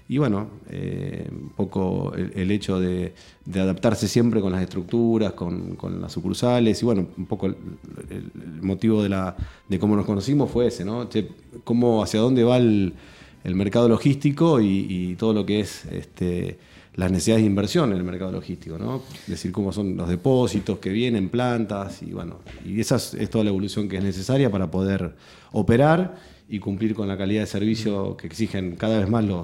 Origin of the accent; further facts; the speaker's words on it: Casilda, Santa Fe, Argentina; now in Rosario, Argentina; Sí. Y ya soy más rosarino que casilense.